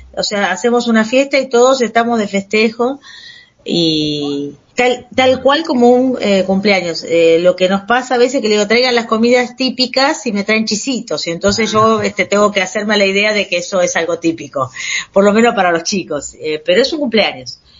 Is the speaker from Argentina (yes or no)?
yes; Argentina; yo soy argentino